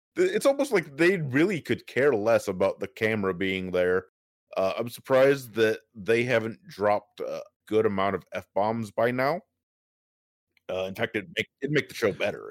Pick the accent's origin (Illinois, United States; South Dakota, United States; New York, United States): South Dakota, United States; I grew up in South Dakota.